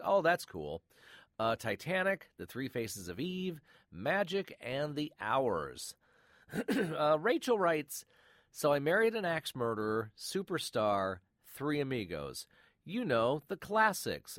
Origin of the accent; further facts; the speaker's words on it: Michigan, United States; I grew up in Michigan